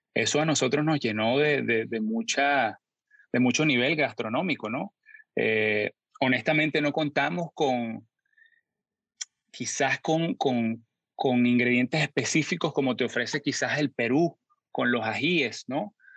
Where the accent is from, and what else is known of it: San Antonio de los Altos, Miranda, Venezuela; born or raised there; also born or lived in Caracas; now in United States